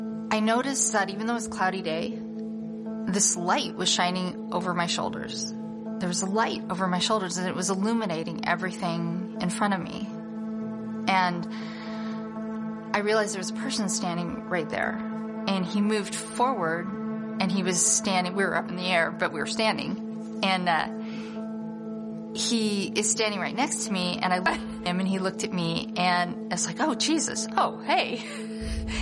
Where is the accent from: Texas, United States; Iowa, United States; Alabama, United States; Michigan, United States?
Iowa, United States; Council Bluffs; born or raised there